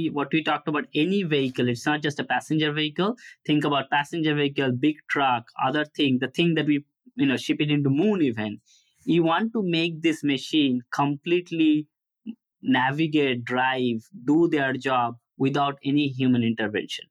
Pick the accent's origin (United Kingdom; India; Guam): India; Kolkata, West Bengal; moved away as an adult; also born or lived in Ohio; now in United States; I was born in Calcutta